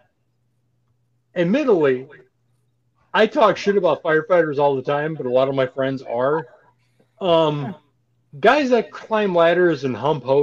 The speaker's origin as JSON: {"language": "English", "town": "Saint Paul", "region": "Minnesota", "country": "United States", "tie": "born or raised there", "said": "I'm born and raised in St. Paul. I grew up raised in Hell on the east side."}